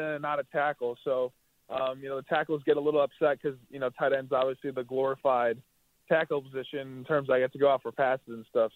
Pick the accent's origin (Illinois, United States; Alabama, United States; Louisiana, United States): Illinois, United States; Chicago; growing up in Chicago, uh, grew up a Bears fan